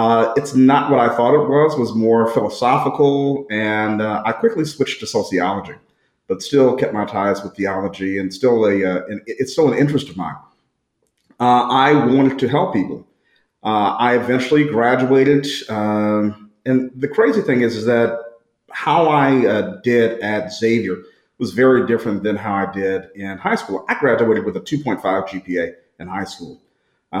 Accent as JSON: {"language": "English", "town": "St. Louis", "region": "Missouri", "country": "United States", "tie": "born or raised there", "also_born_or_lived": "New Orleans", "said": "born and raised in St. Louis."}